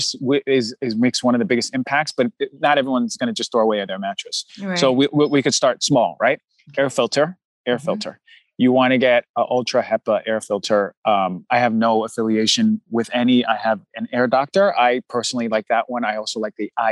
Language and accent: English; New Jersey, United States; I'm from New Jersey